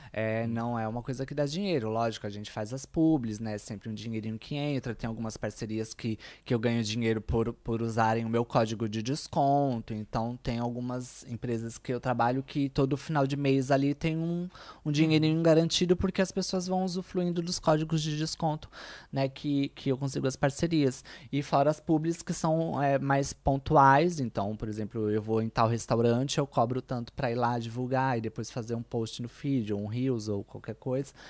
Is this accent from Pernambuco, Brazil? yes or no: no; São Paulo, Brazil; first language Portuguese; moved away as an adult; also born or lived in Natal, Brazil; now in Porto, Portugal; eu sou da Zona Leste de São Paulo